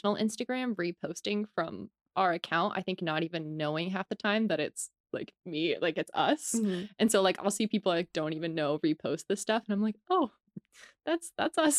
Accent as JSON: {"language": "English", "region": "Georgia", "country": "United States", "moved": "yes", "lives_now": "Los Angeles, United States", "said": "I'm from Georgia and I moved to LA."}